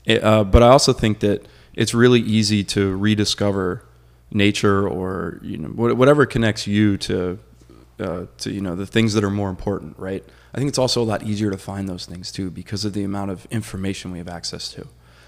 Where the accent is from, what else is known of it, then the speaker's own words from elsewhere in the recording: Florida, United States; growing up in Florida when it was still a little bit more wild, I've always loved, you know, nature.